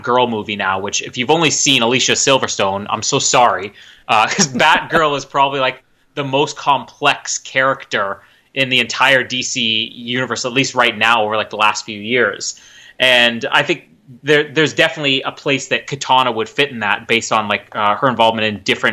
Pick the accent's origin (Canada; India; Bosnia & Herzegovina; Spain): Canada; Winnipeg, Manitoba; my hometown of Winnipeg